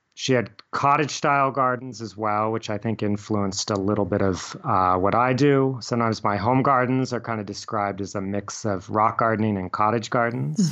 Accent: Littleton, Colorado, United States; also born or lived in Englewood, Colorado; I grew up in a typical suburban neighborhood in Littleton, Colorado

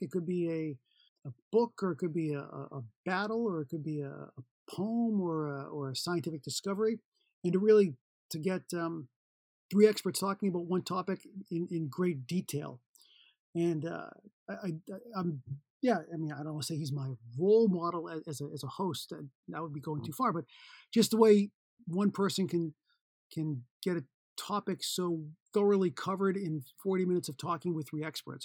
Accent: Boston, Massachusetts, United States; moved away; I'm from Boston, Massachusetts originally

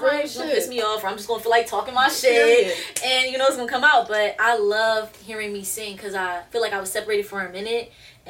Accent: Philadelphia, Pennsylvania, United States; West Philly, born and raised in a playground. That's where I spent my days.

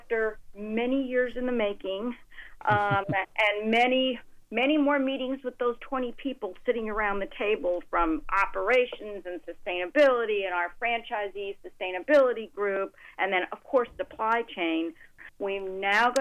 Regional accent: Texas, United States; moved away; my home state of Texas

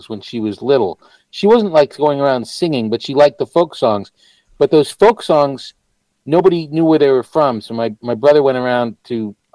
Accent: New Hampshire, United States; also born or lived in Massachusetts; now in Los Angeles, United States; I grew up in New Hampshire, yeah. I was born in Massachusetts

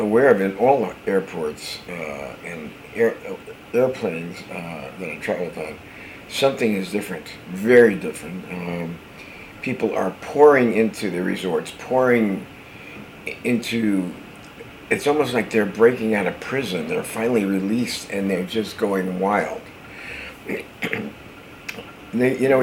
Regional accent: New Jersey, United States; a guy I grew up with in New Jersey

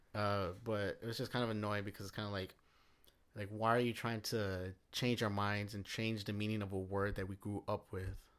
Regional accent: United States; my right as an American

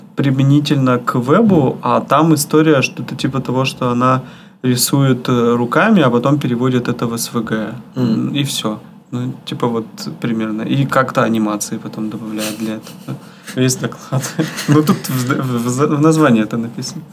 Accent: Yekaterinburg, Sverdlovsk Oblast, Russia

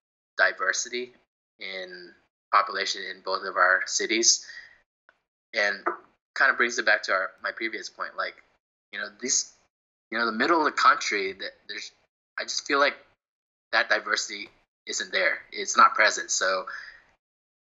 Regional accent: Houston, Texas, United States; I grew up in Houston area

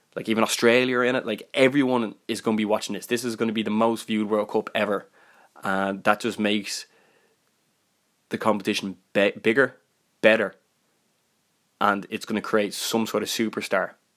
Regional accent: Ireland; I'm Irish

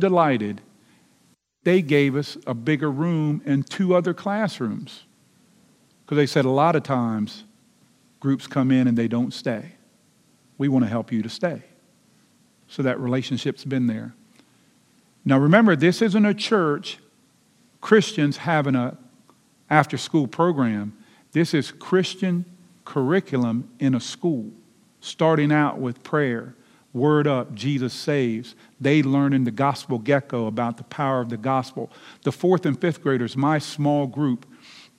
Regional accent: Lexington Park, Maryland, United States; also born or lived in Charles County, Maryland; I grew up in Lexington Park, Maryland

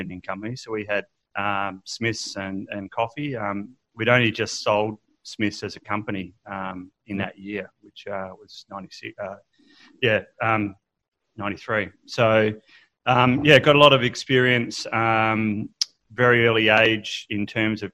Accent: Perth, Western Australia, Australia; also born or lived in Melbourne; I actually come from Perth. So I was born in Perth. I actually spent the first 7 years of my life living in Melbourne

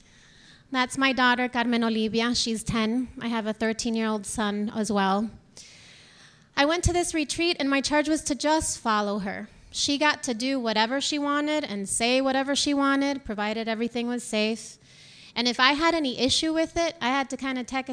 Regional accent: Dominican Republic; moved away; I'm from the Dominican Republic, and when I came here

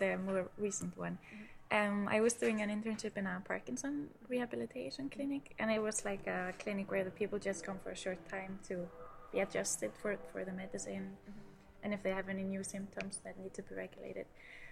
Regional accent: Iceland; English is a second language; now in Germany; I'm not originally from Germany, so I'm from Iceland

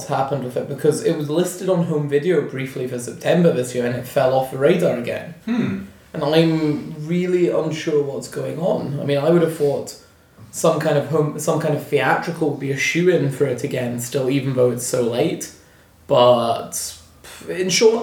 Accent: Stranraer, Scotland, United Kingdom; I grew up in Stranraer

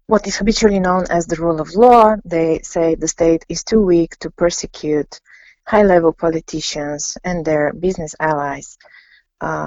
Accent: Bulgaria; I'm from Bulgaria. I'm a sociologist based in Sofia.

